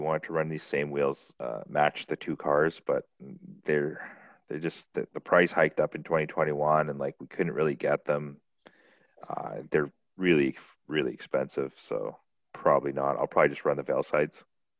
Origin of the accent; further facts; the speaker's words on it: Canada; here I am coming from Canada, like we just had a drift event